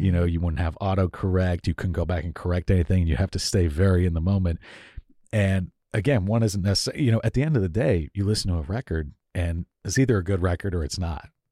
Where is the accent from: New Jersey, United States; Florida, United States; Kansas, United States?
Florida, United States; Miami; moved away as an adult; also born or lived in Tallahassee, Florida / Atlanta, Georgia; now in Seattle, United States; I grew up in Miami, Florida.